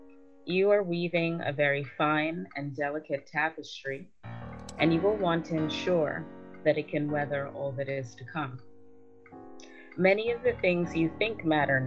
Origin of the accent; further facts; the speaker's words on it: New York, United States; accent: American; moved away as an adult; also born or lived in Guyana / Philadelphia; now in London, United Kingdom; I was born in London. My parents are from Guyana. I lived in Guyana between ages 2 and 9, and then went on to New York